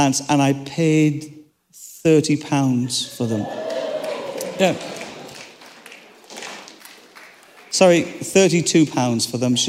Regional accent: Ireland; I'm Irish

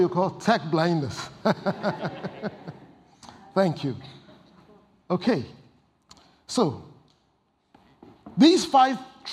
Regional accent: Ghana; moved away as an adult; also born or lived in Ipswich, United Kingdom; now in United Kingdom; I come from Ghana

